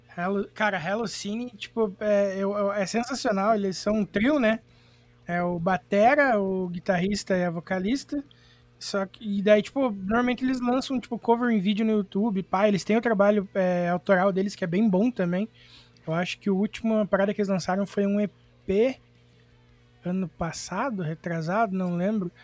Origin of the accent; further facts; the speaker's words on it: Irati, Paraná, Brazil; Eu sou do Paraná, uma cidade chamada Irati